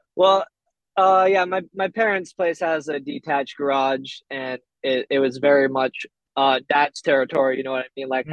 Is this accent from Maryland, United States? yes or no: no; Burlington, Vermont, United States; accent: Vermont accent; I'm from Vermont, from Burlington, Vermont. Um, lived here like most of my life